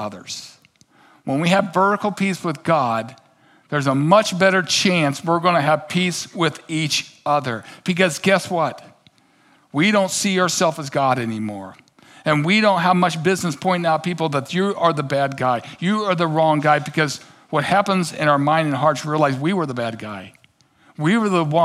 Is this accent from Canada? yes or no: no; Kansas City, United States; I grew up in Kansas City